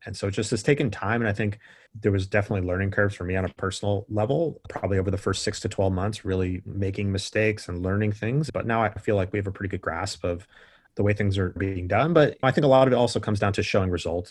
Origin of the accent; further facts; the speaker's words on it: Northern California, United States; also born or lived in San Diego, California; I grew up in Northern California playing soccer.